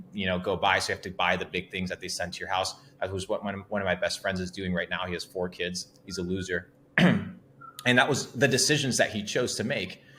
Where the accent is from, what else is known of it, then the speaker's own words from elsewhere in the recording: Argentina; English is a second language; moved away; I come from Argentina, small town, about 19,000 people at the age of 17.